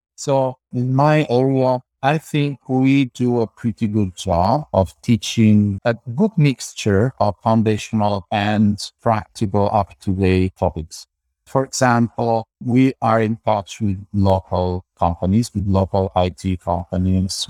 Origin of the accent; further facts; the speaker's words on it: Campania, Italy; also born or lived in Santa Cruz, California, United States; I was born here in Middle, in Southern Italy, and I did most of my studies here in University of Salerno, that's in the south of Italy.